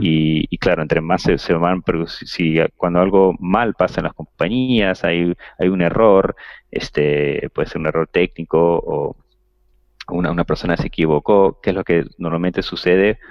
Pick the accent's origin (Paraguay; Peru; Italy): Peru; como latinos o, o, peruanos